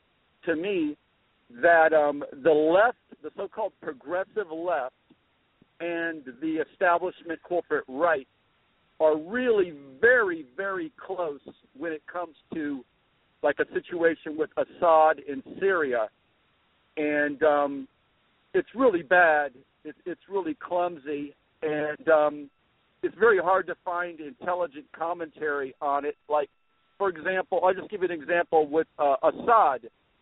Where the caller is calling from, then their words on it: Tampa Bay, Florida, United States; Tampa Bay area.